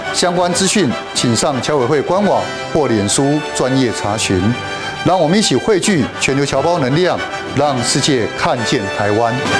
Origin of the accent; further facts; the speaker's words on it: Hong Kong; 我们是香港人